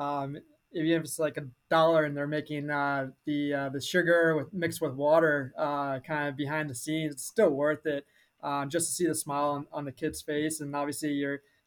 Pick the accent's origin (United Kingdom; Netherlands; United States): United States; Annapolis, Maryland; also born or lived in Washington, D.C.; I'm originally from Annapolis, Maryland. I grew up there my entire life.